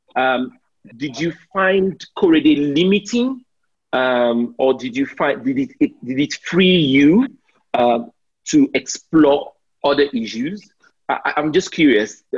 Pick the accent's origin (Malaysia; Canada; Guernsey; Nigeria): Nigeria; I'm Nigerian